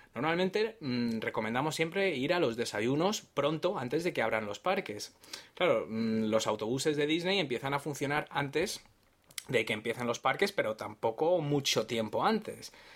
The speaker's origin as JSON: {"language": "Spanish", "country": "Spain", "said": "yo soy de España y aquí el vehículo privado lo llamamos coche"}